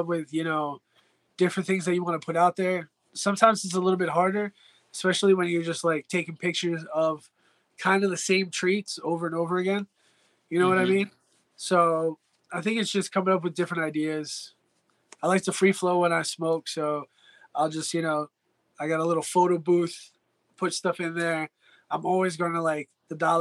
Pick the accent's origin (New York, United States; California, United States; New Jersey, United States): New Jersey, United States; moved away; I'm from North Jersey.